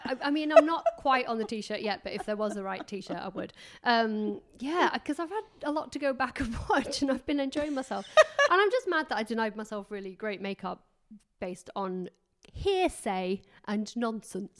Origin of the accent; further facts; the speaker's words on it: England, United Kingdom; I'm English